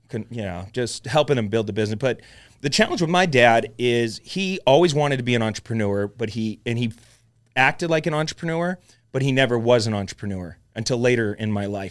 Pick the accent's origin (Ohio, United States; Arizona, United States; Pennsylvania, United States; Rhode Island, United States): Arizona, United States; Mesa; Mesa, Arizona